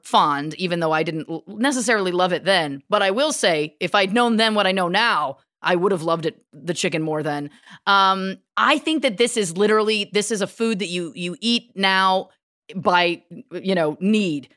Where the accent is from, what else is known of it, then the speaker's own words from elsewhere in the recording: Canada; we're Canadian